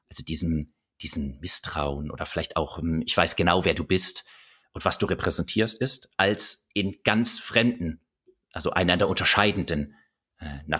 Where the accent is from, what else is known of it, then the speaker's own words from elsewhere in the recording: Bavaria, Germany; Paar Minuten später kriegt die Gruppe mit, dass ich tatsächlich aus Bayern komme.